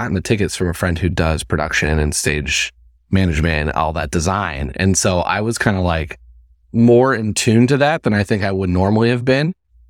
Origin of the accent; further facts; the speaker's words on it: Indiana, United States; Like I moved from Indiana. So it's like, it's a culture shock in itself.